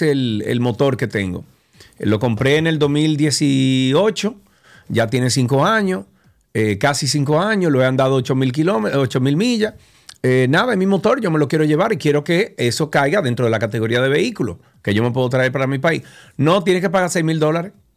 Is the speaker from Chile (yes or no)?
no; Dominican Republic; moved away; also born or lived in Atlanta, United States; soy ciudadano dominicano y estoy regresando a mi país